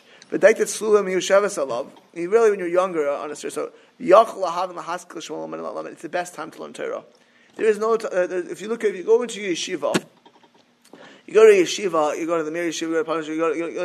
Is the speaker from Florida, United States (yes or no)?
yes; Miami Beach, Florida, United States; I grew up in Miami Beach.